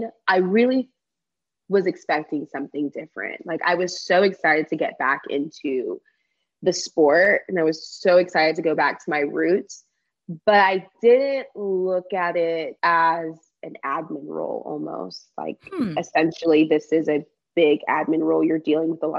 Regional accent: Texas, United States; accent: country

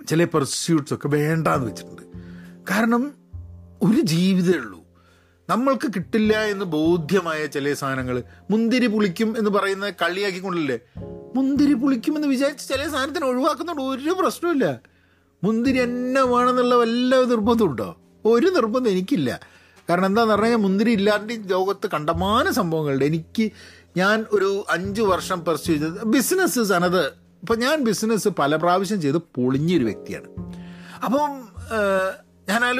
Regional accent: Kerala, India; ഞങ്ങൾ മലയാളികളുടെയൊക്കെ എന്ത് ഈവെൻ്റ് ആണെങ്കിലും

